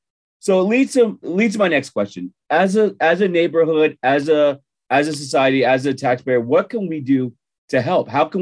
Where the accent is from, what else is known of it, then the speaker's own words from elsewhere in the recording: New Jersey, United States; moved away as an adult; now in Utah, United States; So I'm a transplant. I'm from the East Coast. I'm from Jersey. But I've always found it interesting living in Utah the last 11 years